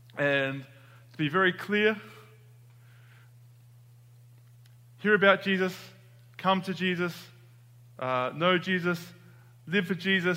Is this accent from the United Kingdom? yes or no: no; Australia; moved away as an adult; now in United States; I'm from Australia.